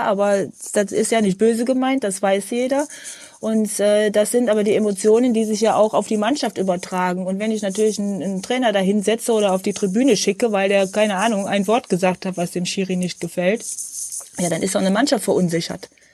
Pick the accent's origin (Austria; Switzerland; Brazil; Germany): Germany; Wegberg, North Rhine-Westphalia; Ich bin äh, im Kreis Heinsberg in Wegberg geboren. Ich bin ein Kind dieser Region hier.